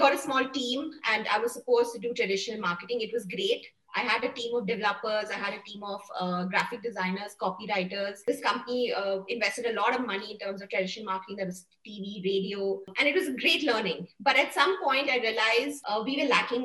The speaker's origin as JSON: {"language": "English", "town": "Bangalore", "region": "Karnataka", "country": "India", "tie": "born or raised there", "also_born_or_lived": "Coorg", "said": "I'm from Coorg and basically grew up in Bangalore"}